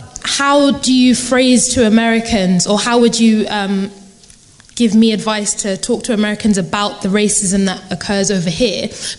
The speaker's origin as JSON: {"language": "English", "region": "London", "country": "United Kingdom", "said": "we're from England, we're from London."}